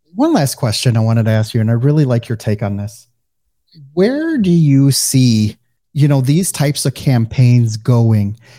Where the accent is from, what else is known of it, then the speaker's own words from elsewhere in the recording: Midwest, United States; accent: Midwestern; now in Fort Lauderdale, United States; they either can pick up on my Midwestern accent or they just don't hear it at all